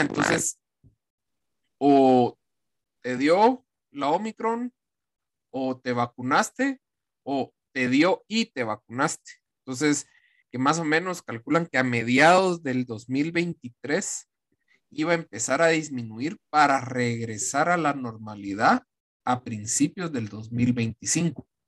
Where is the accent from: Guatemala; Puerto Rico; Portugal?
Guatemala; como guatemalteco